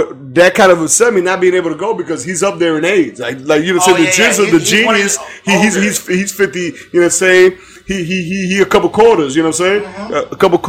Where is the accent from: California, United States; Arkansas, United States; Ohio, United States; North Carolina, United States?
Ohio, United States; I'm from Ohio.